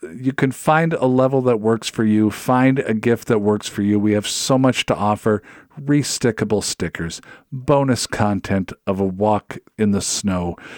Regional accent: Seattle, Washington, United States; now in Minnesota, United States; I'm from the Seattle area

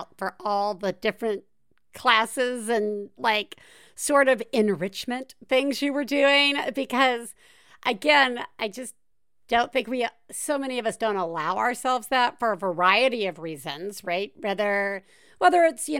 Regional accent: the South, United States; I'm from the South.

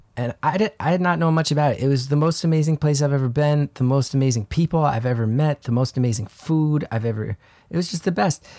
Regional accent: New Jersey, United States; growing up in New Jersey, there's a strong culture of just, like, greasy food

